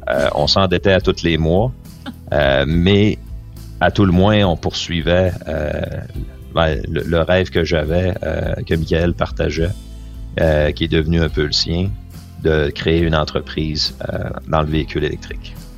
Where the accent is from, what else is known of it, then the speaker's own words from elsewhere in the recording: Quebec, Canada; je suis un Québécois